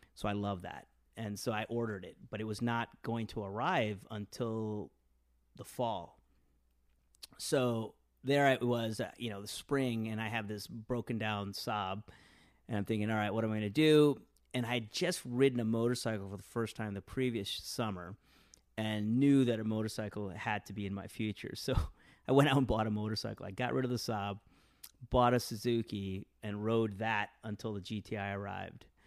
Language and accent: English; Westland, Michigan, United States; also born or lived in India / Detroit, Michigan; I grew up in a s, in a, in a city called Westland, Michigan